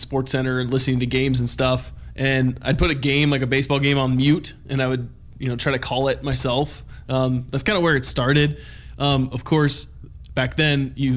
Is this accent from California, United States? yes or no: yes; Julian, California, United States; now in Missoula, United States; I grew up in Julian, California, which is an hour east of San Diego